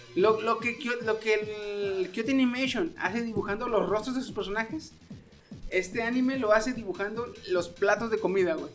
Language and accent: Spanish; Mexico; como buen mexicano que soy y gordo